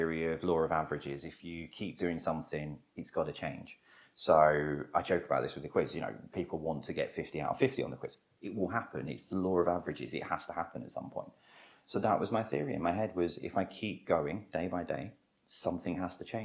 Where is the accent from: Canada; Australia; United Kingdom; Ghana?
United Kingdom; London; I'm born and bred London. You know, I was born and raised in Wimbledon Park, beautiful area